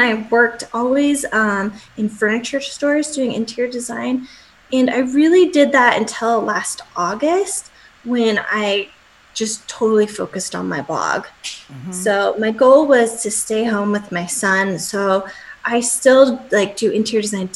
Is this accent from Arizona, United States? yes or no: no; Salt Lake City, Utah, United States; moved away as an adult; also born or lived in Los Angeles, California; now in Miami, United States; I'm from Salt Lake City, Utah